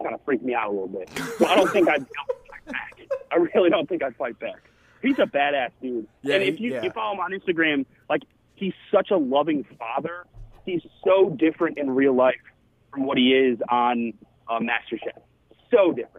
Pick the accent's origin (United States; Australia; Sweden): United States; Schaumburg, Illinois; now in Chicago, United States; I grew up in Schaumburg, but when I went to college, I moved down to the city